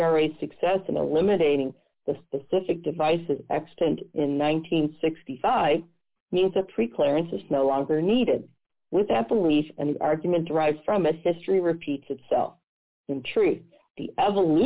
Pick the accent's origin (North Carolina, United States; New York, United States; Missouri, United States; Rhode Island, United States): Missouri, United States; my home state of Missouri